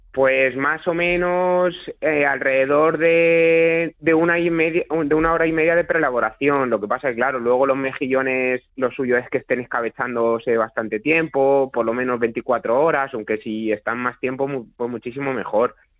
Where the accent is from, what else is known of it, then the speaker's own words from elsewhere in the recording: Toledo, Castilla-La Mancha, Spain; aquí en mi pueblo, en Juncler, en Toledo